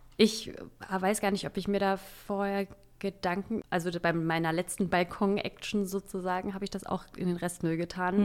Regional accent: Saxony-Anhalt, Germany; now in Berlin, Germany; ich komme aus Sachsen-Anhalt

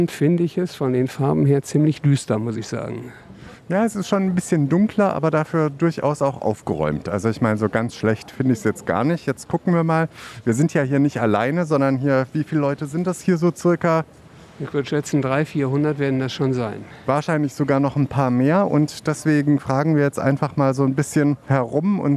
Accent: Leipzig, Saxony, Germany; Ich bin aus Leipzig und ungefähr anderthalb Stunde Fahrt.

